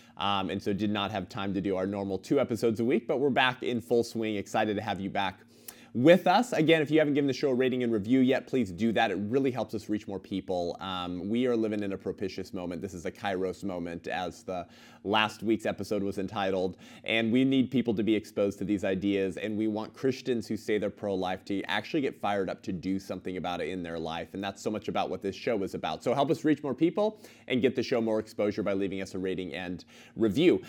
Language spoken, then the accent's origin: English; California, United States; my home state, the once great state of California